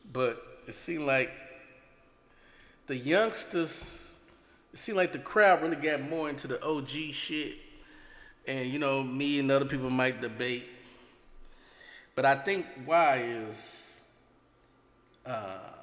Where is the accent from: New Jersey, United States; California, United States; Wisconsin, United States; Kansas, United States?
California, United States; the Bay Area; I'm from the Bay